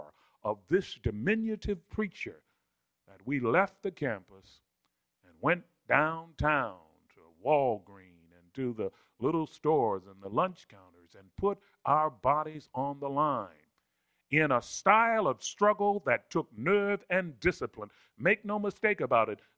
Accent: Baltimore, Maryland, United States; also born or lived in Alabama; I grew up in Southwest Baltimore, in a public housing project in Cherry Hill for a significant part of my life

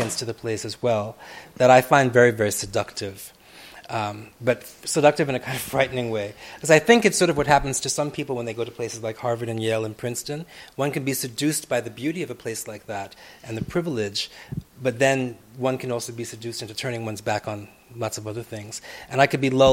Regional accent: Jamaica; Jamaicans because we're not British enough

